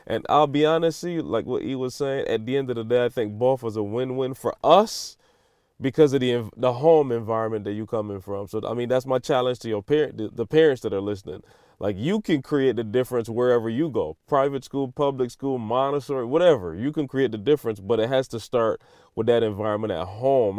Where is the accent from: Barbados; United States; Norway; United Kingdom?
Barbados; moved away; I grew up in Barbados